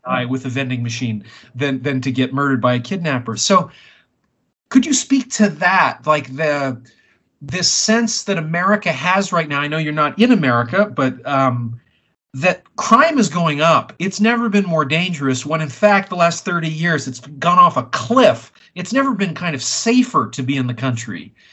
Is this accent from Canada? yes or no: yes; Vancouver, British Columbia, Canada; I grew up in Vancouver